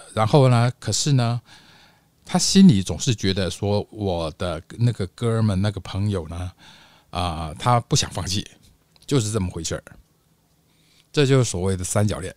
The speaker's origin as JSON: {"language": "Chinese", "town": "Taipei", "country": "Taiwan", "said": "我是台湾台北的"}